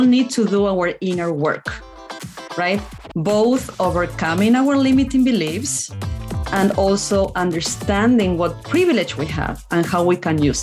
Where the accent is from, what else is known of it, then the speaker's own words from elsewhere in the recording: Argentina; first language Spanish; English is a second language; moved away as an adult; now in United States; I was born in Argentina, lived in a small rural town